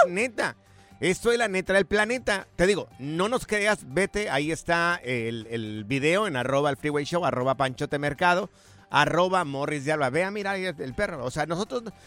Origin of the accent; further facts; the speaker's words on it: Jalisco, Mexico; yo soy del estado de Jalisco